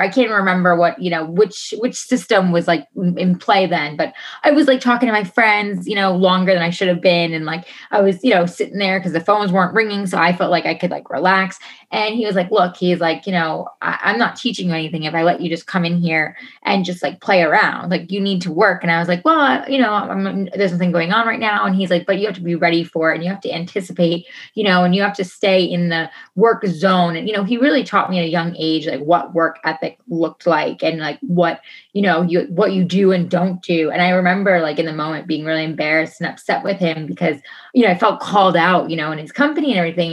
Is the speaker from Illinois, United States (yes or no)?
no; New York, United States; moved away as an adult; I'm originally from New York. So um, I moved out here on my own 10 and a half years ago